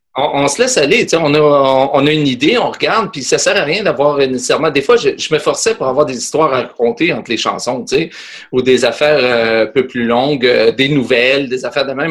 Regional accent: Quebec, Canada; accent: Québécois; je suis québécois

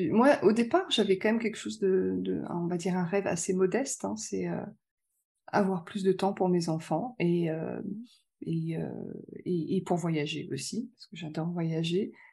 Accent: Lyon, Auvergne-Rhône-Alpes, France; suis de Lyon

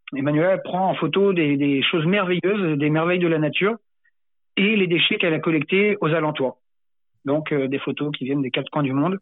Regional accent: Sainte-Marie-de-Ré, Nouvelle-Aquitaine, France; quand j'étais gamin, en fait, à Sainte-Marie-de-Ré

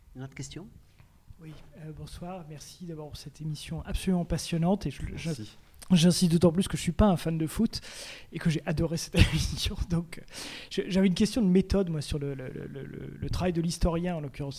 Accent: Roubaix, Hauts-de-France, France; je suis d'origine portugaise et en plus je viens de, de Roubaix, donc c'est la banlieue industrielle de, de Lille, donc euh, où il y a beaucoup le, football d'usine. Donc moi j'ai baigné dedans, euh, gamin

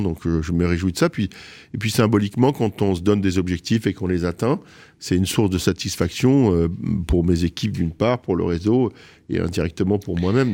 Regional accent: Marrakech, Marrakesh-Safi, Morocco; moved away as an adult; now in Paris, France; je suis né à Marrakech

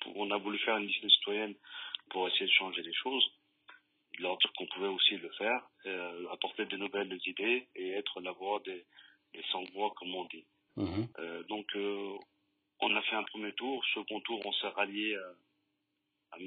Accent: Lyon, Auvergne-Rhône-Alpes, France; Et nos parents, ils sont arrivés ici et on a grandi on a et on aime cette ville, on aime cette ville de cœur, on, on l'aime réellement parce qu'on est lyonnais

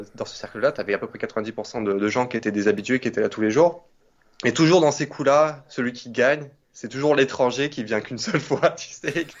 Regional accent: Nîmes, Occitania, France; moved away as an adult; also born or lived in Paris; now in Montpellier, France; à la base, donc, je suis de Nîmes, j'ai fait 20 ans à Nîmes.

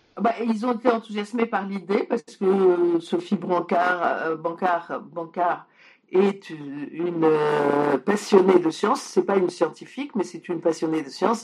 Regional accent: France; also born or lived in Poland; je suis née en Pologne et donc ça m'arrivait en France quand moi j'avais 6 ans

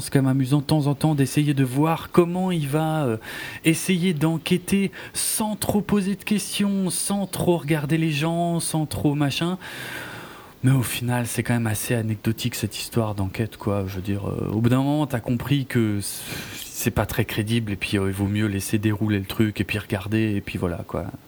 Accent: France; chez nous en France

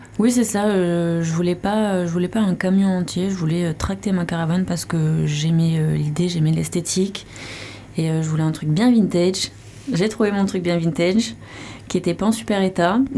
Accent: Pau, Nouvelle-Aquitaine, France; moved away as an adult; also born or lived in Toulouse; now in Landes, France; je suis originaire de Pau, j'ai grandi à Pau

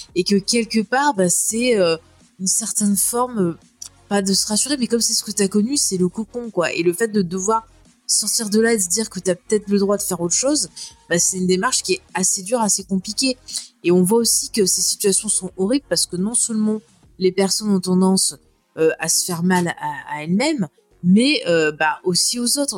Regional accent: France; quand on est français

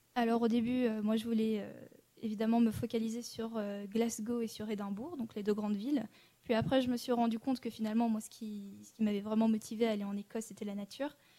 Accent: Annecy, Auvergne-Rhône-Alpes, France; je suis née à Annecy

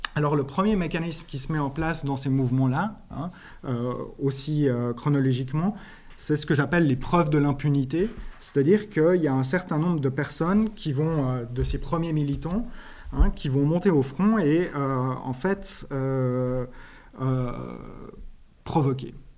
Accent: Switzerland; Je viens de Suisse

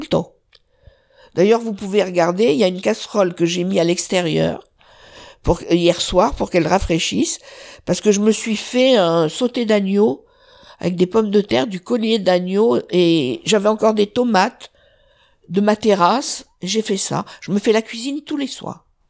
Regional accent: south of France, France; je suis originaire du sud

